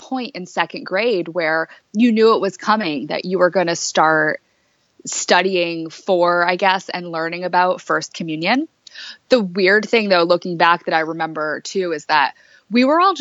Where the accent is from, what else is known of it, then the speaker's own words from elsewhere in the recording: Ansonia, Connecticut, United States; I grew up in Connecticut in a little town called Ansonia, kind of right outside of New Haven